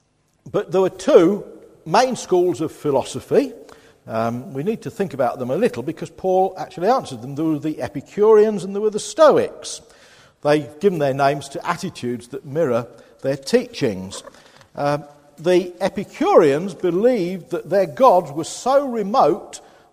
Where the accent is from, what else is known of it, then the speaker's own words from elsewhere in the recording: Boston, East Midlands, United Kingdom; now in Ipswich, United Kingdom; my hometown of Boston